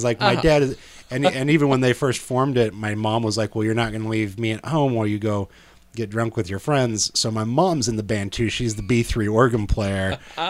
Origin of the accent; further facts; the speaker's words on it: Salina, Kansas, United States; Salina, Kansas.